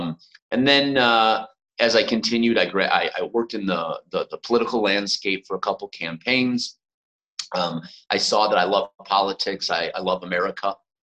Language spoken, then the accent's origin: English; Glenview, Illinois, United States; moved away as an adult; also born or lived in Skokie, Illinois / New York; I was born in Skokie, Illinois. Moved to Glenview, Illinois about a year after.